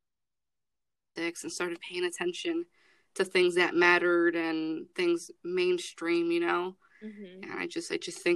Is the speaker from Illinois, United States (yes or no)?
yes; Chicago, Illinois, United States; I'm from Chicago. I come from a Latino-based community